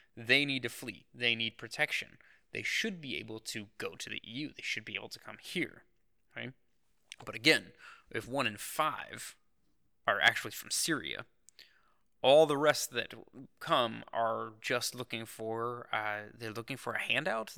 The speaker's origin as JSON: {"language": "English", "country": "United States", "said": "as an American"}